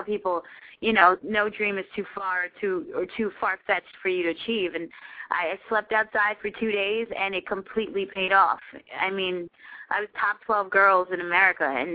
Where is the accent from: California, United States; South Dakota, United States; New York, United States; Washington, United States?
New York, United States; I'm from New York